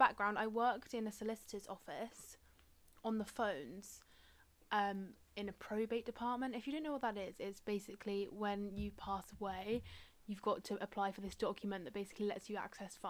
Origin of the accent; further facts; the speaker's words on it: Swindon, South West England, United Kingdom; moved away as an adult; also born or lived in Cardiff; now in London, United Kingdom; my hometown Swindon, or really in Cardiff.